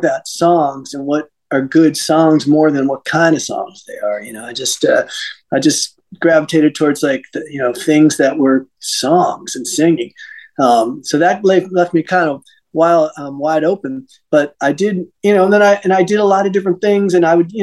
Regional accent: Westchester County, New York, United States; moved away as an adult; also born or lived in Los Angeles; I grew up in Westchester County, is right outside New York City

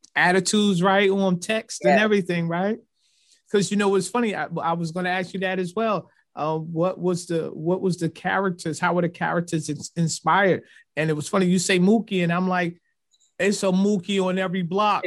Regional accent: Newark, New Jersey, United States; also born or lived in Irvington, New Jersey; I grew up in Newark and part of Irvington

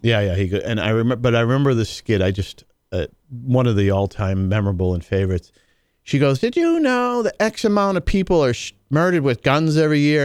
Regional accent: New England, United States; I'm from New England.

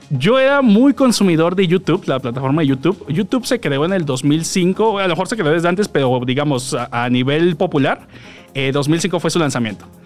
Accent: Mexico City, Mexico; yo soy de la Ciudad de México. ¡Eso! Todo, el tiempo he vivido aquí en el área metropolitana y pues ya, soy chilango, chilango desde nacimiento.

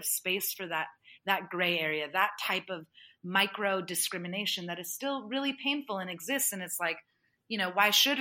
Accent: United States; I grew up as a first generation immigrant American.

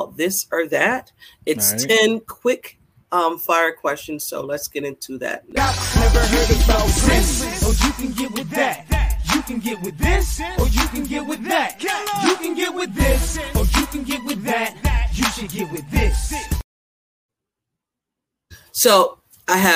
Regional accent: Niagara Falls, New York, United States; now in Buffalo, United States; I'm from Niagara Falls, but I moved to Buffalo

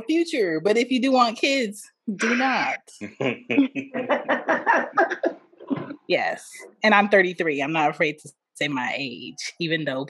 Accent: Philadelphia, Pennsylvania, United States; I am from Philly. Both of my parents are Jamaican

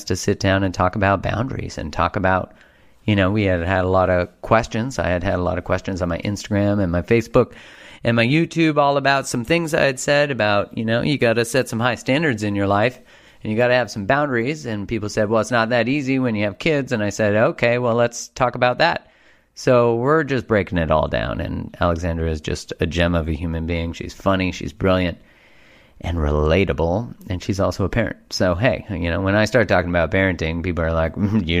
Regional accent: Canada; Canadian, where we're like almost too nice in a lot of ways.

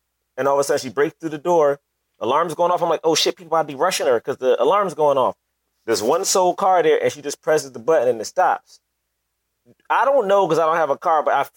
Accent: United States; I'm an American

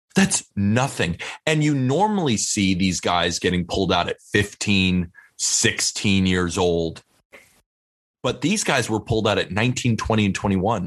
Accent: California, United States; I grew up in California.

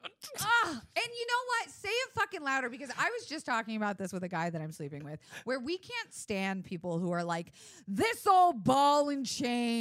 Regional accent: Florida, United States; moved away as an adult; now in Los Angeles, United States; I grew up in Florida. I was done growing up by the time I left

